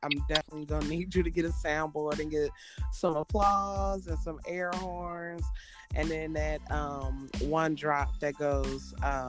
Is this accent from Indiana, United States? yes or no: no; Cincinnati, Ohio, United States; moved away as an adult; now in Knoxville, United States; I'm 33. I reside in Knoxville, Tennessee. I've been there for about 8 years. I was raised in Cincinnati, Ohio, though.